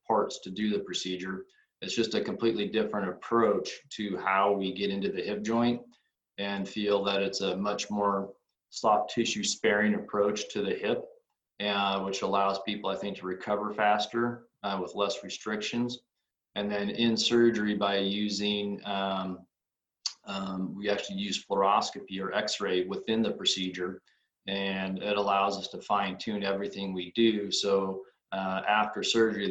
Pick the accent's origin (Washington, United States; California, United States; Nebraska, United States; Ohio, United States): Nebraska, United States; Grand Island; also born or lived in Lincoln, Nebraska / Rochester, Minnesota; I'm originally from Grand Island, Nebraska. I grew up here, returned back to Grand Island about 18 years ago.